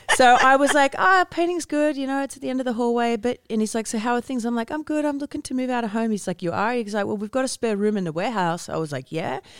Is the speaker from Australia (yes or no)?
yes; Australia; moved away; growing up in Australia